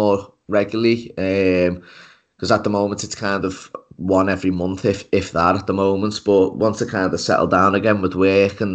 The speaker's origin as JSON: {"language": "English", "town": "Liverpool", "region": "North West England", "country": "United Kingdom", "said": "I'm from Liverpool in the UK"}